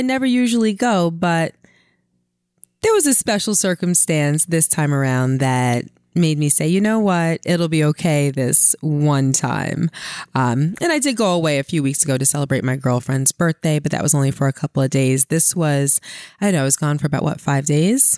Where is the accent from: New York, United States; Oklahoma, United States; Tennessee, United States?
New York, United States; New York City; I'm from Brooklyn